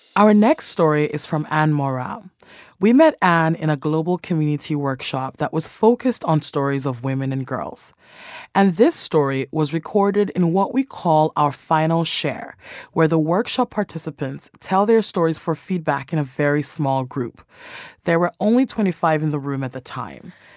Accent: Sierra Leone; moved away; I decided to return to my home country of Sierra Leone. I was particularly excited to see my grandmother. She had raised me up until age three

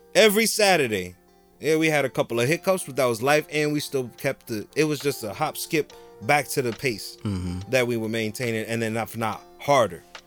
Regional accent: Jersey City, New Jersey, United States; I'm from Jersey City

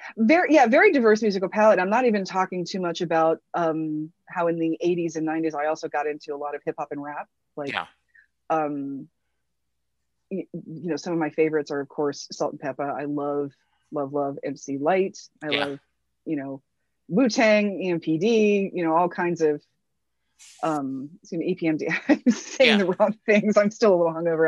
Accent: Worthington, Ohio, United States; also born or lived in Newark, Ohio / Kettering, Ohio; I was born in Newark, Ohio, just a little bit east of here and grew up mainly grew up mainly in central ohio i grew up in worthington ohio which is just north of columbus

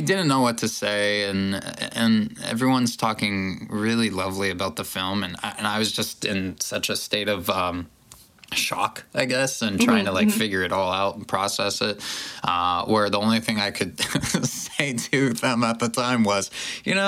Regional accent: Ohio, United States; I grew up in Ohio

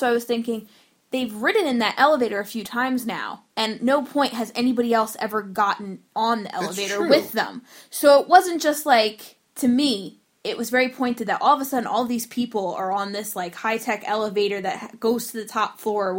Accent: New Jersey, United States; I know we're biased because we're from New Jersey

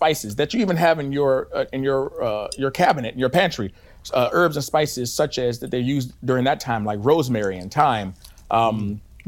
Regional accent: Washington, District of Columbia, United States; born and raised in Washington, D.C.

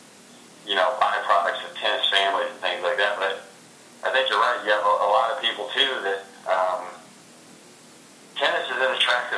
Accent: Gainesville, Florida, United States; Growing up in Gainesville, I was better known as their son than kind of my own man at times

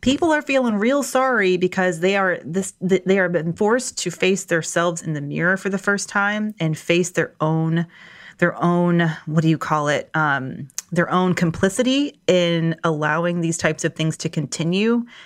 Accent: Atlanta, Georgia, United States; moved away; I'm from Atlanta

